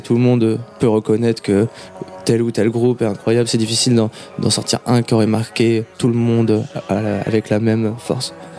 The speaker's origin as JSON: {"language": "French", "town": "Tours", "region": "Centre-Val de Loire", "country": "France", "said": "On est originaire de Tours"}